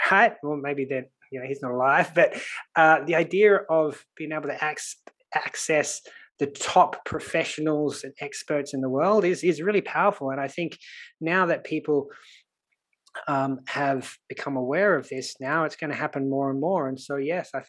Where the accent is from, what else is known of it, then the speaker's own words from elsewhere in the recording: Sydney, New South Wales, Australia; accent: Australian; you can probably tell by my accent that I'm Australian. So I grew up in Sydney